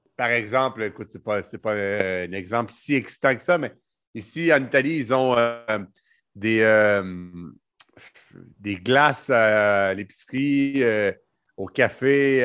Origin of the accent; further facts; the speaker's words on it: Canada; je suis pas belge. Moi, je suis canadien